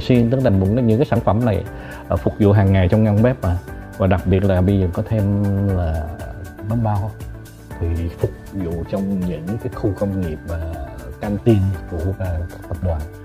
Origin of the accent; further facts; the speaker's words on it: Vietnam; mình là người Việt Nam